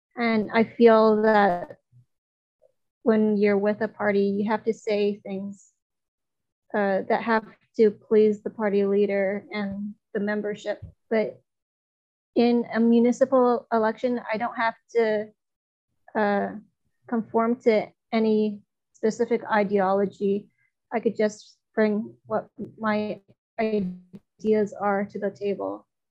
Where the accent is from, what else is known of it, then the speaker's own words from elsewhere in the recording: China; now in Toronto, Canada; in my hometown in China, my mother did not drive